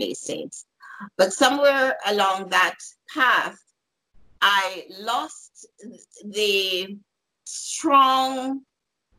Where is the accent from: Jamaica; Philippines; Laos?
Jamaica; moved away as an adult; also born or lived in New York; I'm from Jamaica originally and had moved to New York